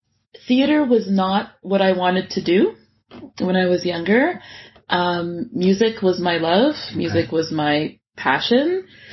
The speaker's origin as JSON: {"language": "English", "town": "Scarborough", "region": "Ontario", "country": "Canada", "said": "And I'm like, but I came all the way from the East End of Scarborough."}